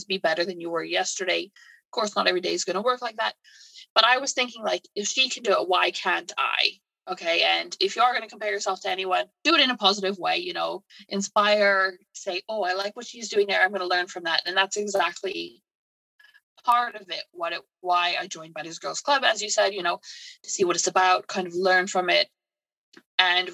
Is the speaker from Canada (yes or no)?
yes; Canada; moved away as an adult; also born or lived in United Kingdom; now in England, United Kingdom; So I'm originally from Canada. I moved to the UK to be with my now husband.